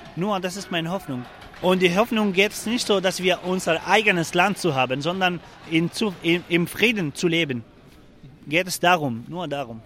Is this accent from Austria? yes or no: no; Afrin, Aleppo Governorate, Syria; German is a second language; moved away as an adult; also born or lived in Germany; now in Freiburg, Germany; Ich komme aus Afrin und äh, ich komme aus einem Dorf, heißt Haftaro